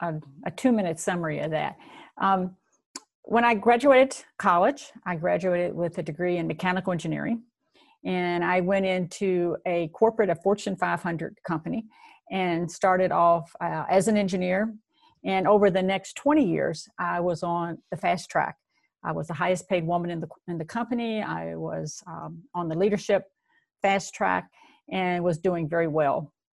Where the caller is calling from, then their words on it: Virginia, United States; I'm speaking to you from Virginia. It's a beautiful fall day here.